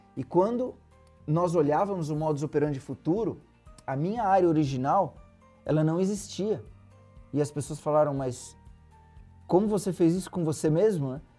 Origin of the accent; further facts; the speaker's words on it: Santos, São Paulo, Brazil; eu sou de Santos, litoral de São Paulo. Uma infância é, pé no chão. Os meus pais moram na mesma casa que eu nasci até hoje.